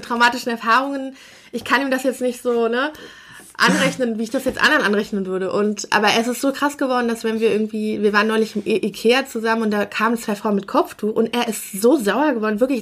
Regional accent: Bonn, North Rhine-Westphalia, Germany; also wir kommen aus Bonn, also in Bonn bin mhm. ich geboren und es ist ja eine etwas kleinere Stadt, aber auch immer noch eine Großstadt und wir haben in so einem Vorort gewohnt.

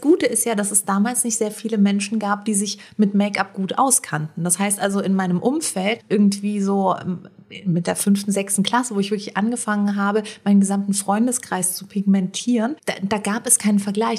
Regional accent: Rödelheim, Hesse, Germany; bei uns in Rödelheim

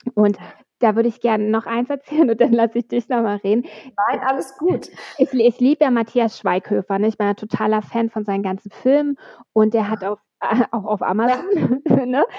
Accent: Berlin, Germany; ich komme aus dem Nordosten von Berlin. Ich, ich war neun, als die Mauer gefallen ist. Wir hatten damals die Stasi

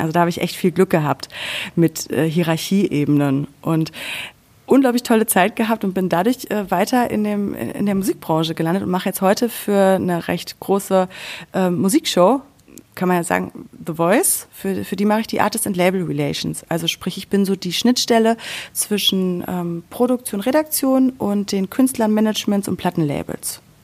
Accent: Sauerland, North Rhine-Westphalia, Germany; moved away as an adult; also born or lived in Cologne; now in Berlin, Germany; ich bin im Sauerland groß geworden

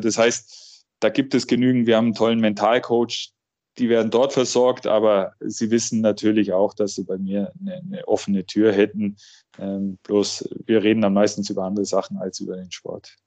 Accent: Augsburg, Bavaria, Germany; Ich bin hier in Augsburg groß geworden, habe hier auch meine ersten Spiele gehabt

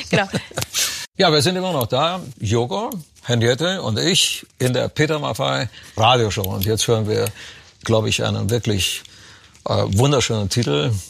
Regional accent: Romania; moved away; das Land gehst, wo ich herkomme, in Rumänien

